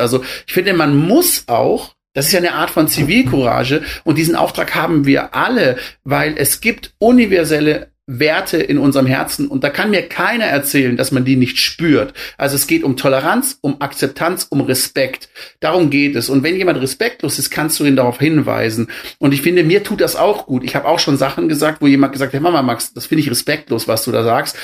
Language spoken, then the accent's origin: German; Black Forest, Baden-Württemberg, Germany; Ich bin ja aus dem Schwarzwald